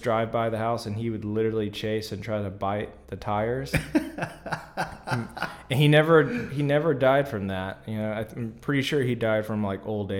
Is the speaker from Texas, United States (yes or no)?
yes; Austin, Texas, United States; also born or lived in Dallas, Texas; I was born in Austin, in Dallas, but I was pretty much raised in Austin, and so I was only just born in Dallas, and so I like to consider myself a local Austinite, true and true.